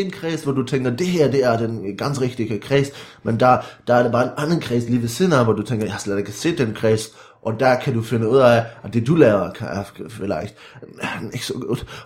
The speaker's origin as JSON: {"language": "Danish", "area": "Viborg", "region": "Central Denmark Region", "country": "Denmark", "tie": "born or raised there", "said": "jeg er vokset op øh, i en lille by uden for Viborg"}